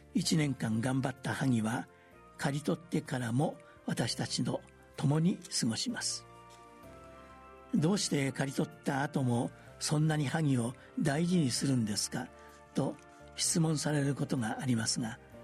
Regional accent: the temple where I was born and raised, Osaka, Japan; 私が生まれ育ったお寺

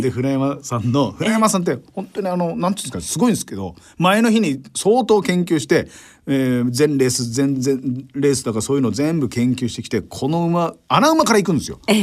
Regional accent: Saitama, Japan; moved away as an adult; now in Tokyo, Japan; 僕も埼玉から出てきたから

